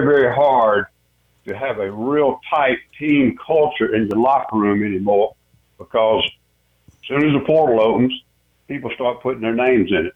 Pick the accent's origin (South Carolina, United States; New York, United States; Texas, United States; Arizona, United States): South Carolina, United States; I'm born and raised in South Carolina